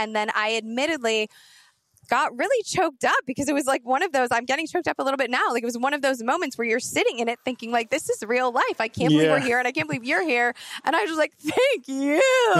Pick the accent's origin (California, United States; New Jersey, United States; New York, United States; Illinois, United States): Illinois, United States; Chicago; As a Chicagoan